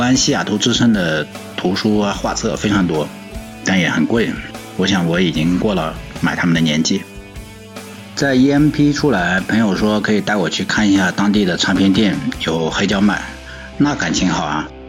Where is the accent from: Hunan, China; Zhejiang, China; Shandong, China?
Zhejiang, China; Hangzhou; 我的家乡是在杭州